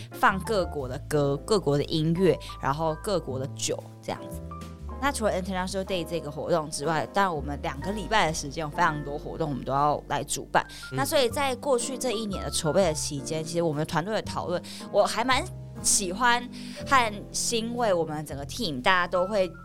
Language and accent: Chinese; Taiwan; 我从台湾来